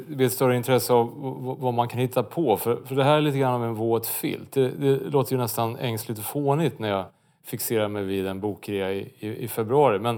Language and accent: Swedish; Örebro County, Sweden; Det är inte bara för att jag är från Närke som jag låter så här.